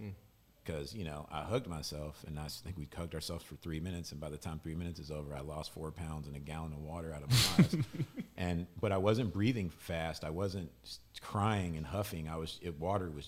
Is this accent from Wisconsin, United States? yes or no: no; Louisville, Kentucky, United States; I grew up in Baptist Church in Louisville, Kentucky.